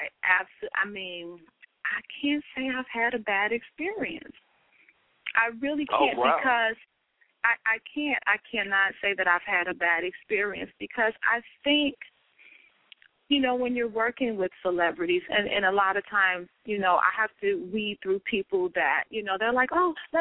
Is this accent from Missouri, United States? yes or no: yes; St. Louis, Missouri, United States; moved away as an adult; now in New York, United States; I'm originally from St. Louis. I moved away, traveled, and then I ended up moving